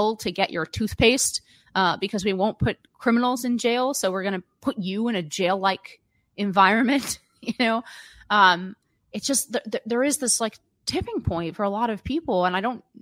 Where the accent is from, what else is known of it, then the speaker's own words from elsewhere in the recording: California, United States; moved away; as a Californian or former Californian